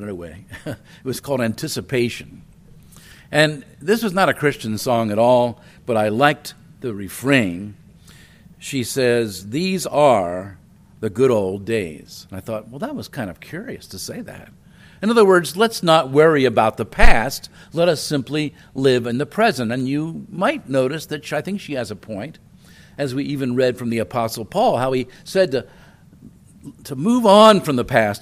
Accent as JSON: {"language": "English", "town": "Wilmington", "region": "Delaware", "country": "United States", "tie": "born or raised there", "also_born_or_lived": "Chicago, Illinois", "said": "I was born in Chicago, a big city. We moved when I was 2 to Wilmington, Delaware, and that's a medium-sized city. And we lived in an older neighborhood."}